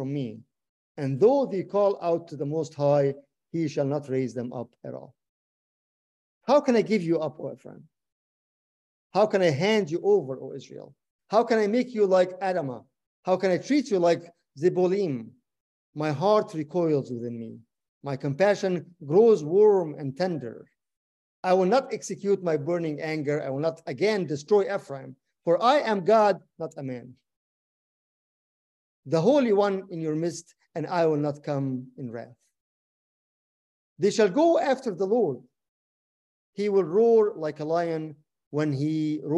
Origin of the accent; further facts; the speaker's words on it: Egypt; I'm Egyptian